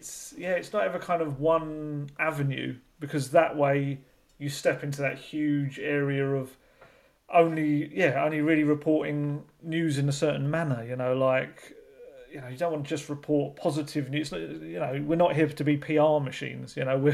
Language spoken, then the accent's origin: English; England, United Kingdom; So obviously we're going to have to work on that as English journalists over the years